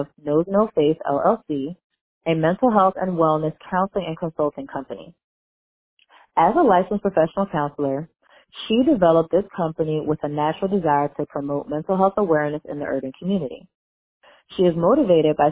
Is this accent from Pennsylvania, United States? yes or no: yes; Philadelphia, Pennsylvania, United States; I'm from Philadelphia, PA, and that's where I call in from